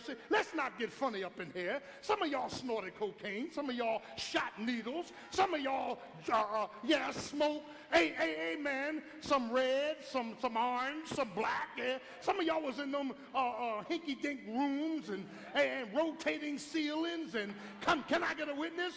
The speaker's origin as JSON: {"language": "English", "town": "Philadelphia", "region": "Pennsylvania", "country": "United States", "tie": "born or raised there"}